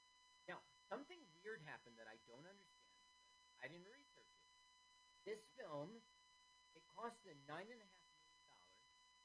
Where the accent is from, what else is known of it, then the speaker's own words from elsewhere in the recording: Phoenix, Arizona, United States; I grew up in Phoenix.